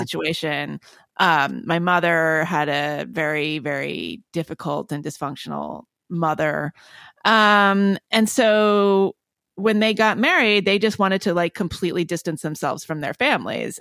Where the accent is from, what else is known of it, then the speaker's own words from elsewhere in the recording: Palo Alto, California, United States; I was born in Palo Alto